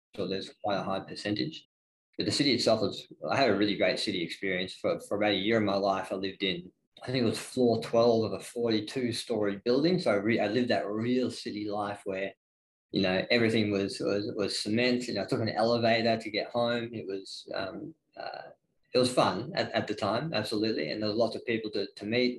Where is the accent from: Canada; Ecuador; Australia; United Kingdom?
Australia; Ballarat, Victoria; also born or lived in Melbourne; the small town feel of Ballarat. That's what I grew up